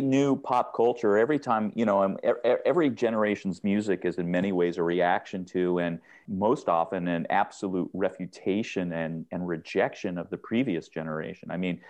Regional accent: Seattle, Washington, United States; when I grew up in Seattle and in the University District on University Avenue and right around there, which runs just like a block off of the west side of campus

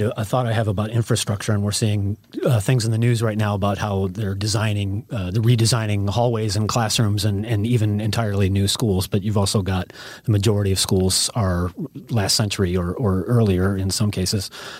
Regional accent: Illinois, United States; now in California, United States; I grew up in Illinois

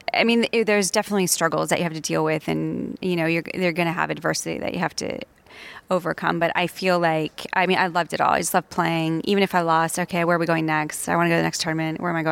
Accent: New England, United States; growing up in New England in the northeastern part of the States

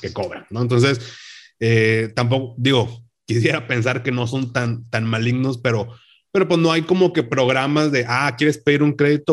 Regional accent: Monterrey, Nuevo León, Mexico; acá en, Monterrey, que aquí, bueno, acá en Nuevo León, porque siempre decimos que somos de Monterrey, aunque vivas en otro municipio

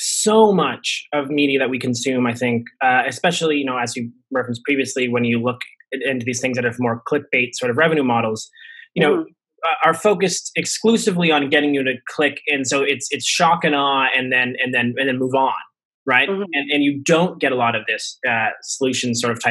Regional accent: Toronto, Ontario, Canada; I am born and raised in Scarborough

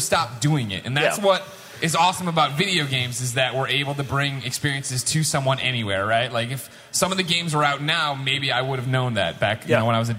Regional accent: Midwest, United States; growing up in the Midwest, I didn't know any gay people.

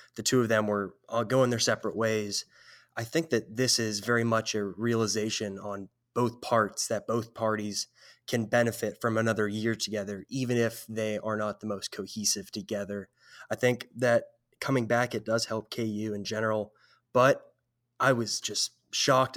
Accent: San Jose, California, United States; now in Kansas, United States; I'm originally from San Jose, California, way out west

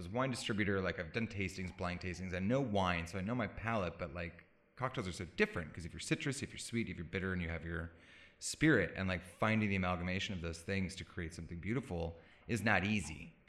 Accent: Phoenix, Arizona, United States; also born or lived in Illinois / Palm Springs, California; now in Los Angeles, United States; I'm from Phoenix, Arizona and like went to school in Illinois

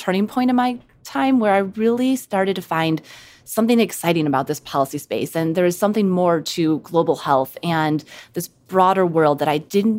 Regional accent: Midwest, United States; In the Midwest.

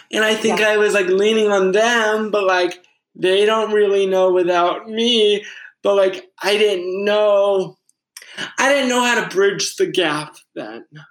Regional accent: Fairhaven, Massachusetts, United States; I grew up in Fairhaven

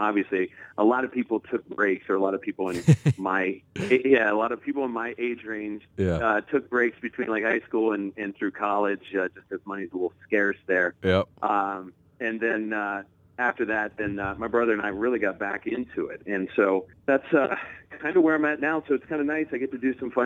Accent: Ohio, United States; moved away as an adult; also born or lived in Dayton, Ohio / Chicago, Illinois; now in Arizona, United States; out in Arizona, but I'm originally from Ohio

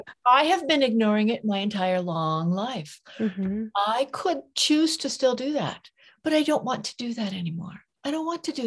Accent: California, United States; now in Santa Fe, United States; I was born in California.

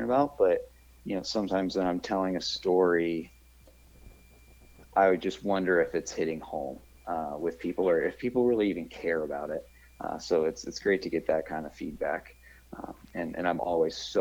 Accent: Buford, Georgia, United States; moved away as an adult; now in Denver, United States; I'm originally from Buford, Georgia

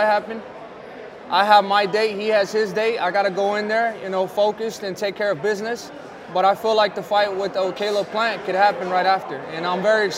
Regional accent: Phoenix, Arizona, United States; It's in front of my hometown. I'm fighting for a belt in Phoenix, Arizona

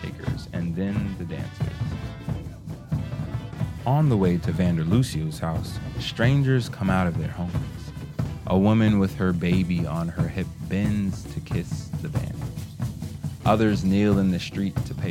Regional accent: Kansas, United States; I'm from Kansas

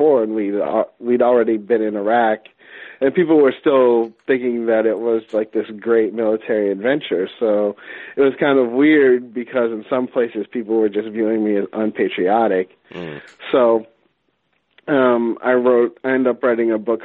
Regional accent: Pittsburgh, Pennsylvania, United States; now in Washington, D.C., United States; I'm originally from Pittsburgh.

